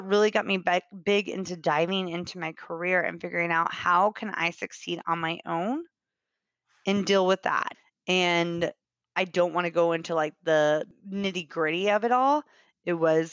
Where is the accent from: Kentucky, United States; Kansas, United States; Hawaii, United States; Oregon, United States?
Kansas, United States; moved away as an adult; now in Austin, United States; So I grew up in Kansas. I lived there for 26 years. I moved here in Austin 4 years ago